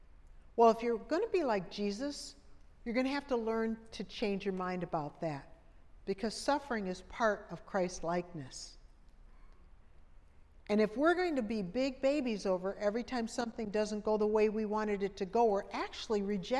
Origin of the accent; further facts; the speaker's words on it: Minnesota, United States; now in Pensacola, United States; But I'm from Minnesota before I moved to Pensacola, and you could see your breath in the air.